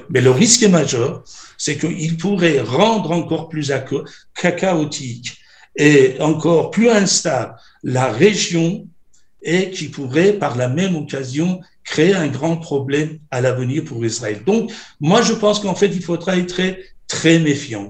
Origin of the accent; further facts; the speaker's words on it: Iran; now in France; J'ai quitté l'Iran. Je suis à l'origine réfugié politique iranienne.